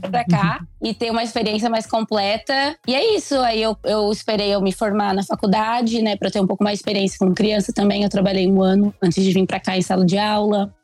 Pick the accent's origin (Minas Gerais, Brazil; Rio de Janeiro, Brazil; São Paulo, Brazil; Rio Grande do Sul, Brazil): São Paulo, Brazil; Pindorama; eu sou do interior de São Paulo, uma cidadezinha chamada Pindorama